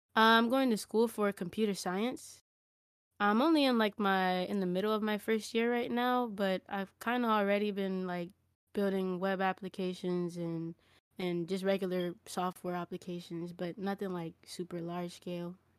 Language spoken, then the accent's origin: English; Los Angeles, California, United States; moved away; also born or lived in Las Vegas, Nevada; I was born not born here, but I was raised up here in Koreatown, Los Angeles